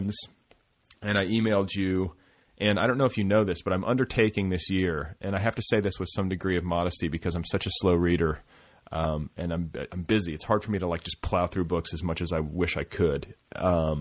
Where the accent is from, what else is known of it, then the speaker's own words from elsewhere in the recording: Milwaukee, Wisconsin, United States; also born or lived in Indiana; now in Los Angeles, United States; I grew up in partially in Milwaukee